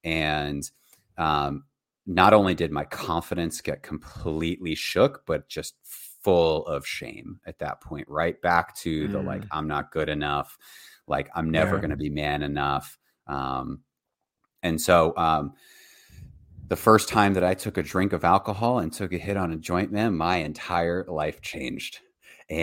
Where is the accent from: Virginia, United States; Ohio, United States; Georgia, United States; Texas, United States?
Virginia, United States; born there; And so I was born in Virginia. In Virginia, middle-class family, two parents